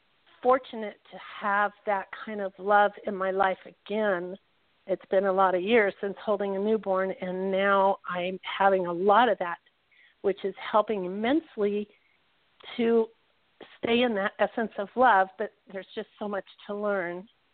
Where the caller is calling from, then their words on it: Southern Nevada, United States; I'm calling from Southern Nevada.